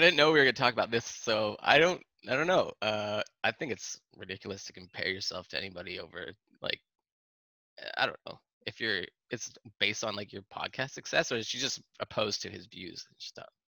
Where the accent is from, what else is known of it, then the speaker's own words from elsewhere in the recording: Canada; my right as a Canadian, as part of the Commonwealth